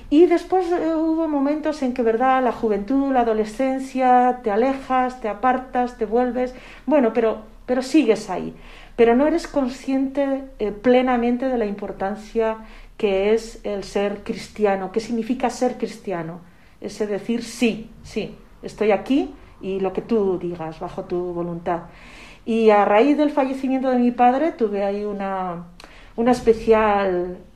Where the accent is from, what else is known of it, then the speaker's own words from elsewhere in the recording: Zaragoza, Aragon, Spain; also born or lived in Calatayud; Yo soy de Zaragoza, eh, nací en Zaragoza, pero en esa época cuando me tocó eh, cumplir los siete años y recibir el sacramento de la comunión, en ese momento vivíamos en Calatayud, un pueblecito que, se conoce eh, a nivel nacional.